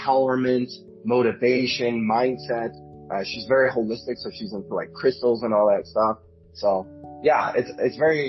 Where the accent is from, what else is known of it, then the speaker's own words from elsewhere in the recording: Venezuela; moved away; I'm originally from Venezuela